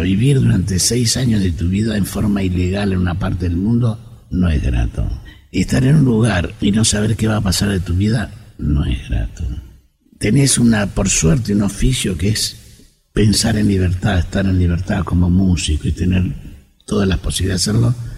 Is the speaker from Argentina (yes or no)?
yes; Argentina; Acá en la Argentina